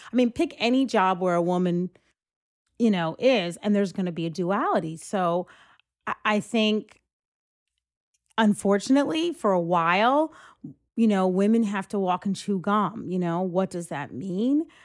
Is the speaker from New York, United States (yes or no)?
yes; Greenburgh, New York, United States; we grew up in Greenberg